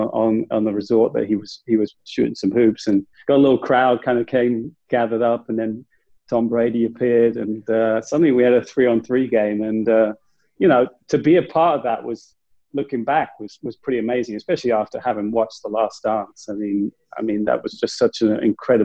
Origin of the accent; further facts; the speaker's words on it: England, United Kingdom; I'm from England